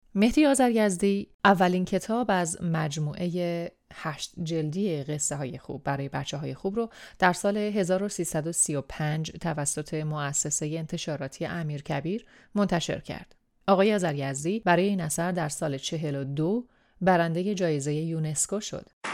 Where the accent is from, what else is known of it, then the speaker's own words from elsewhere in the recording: Iran; first language Persian; moved away as an adult; چند سالی هست که به دور از خاکی که درش به دنیا اومدم زندگی می‌کنم